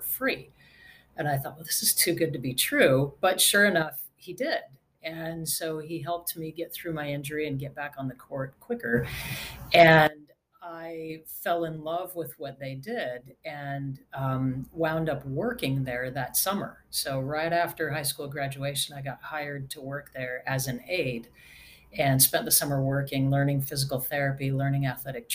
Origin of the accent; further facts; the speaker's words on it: Redwood City, California, United States; moved away as an adult; also born or lived in Salt Lake City, Utah; now in Nashville, United States; I actually grew up in California in the San Francisco Bay Area, a little bit south of San Francisco in a town called Redwood City.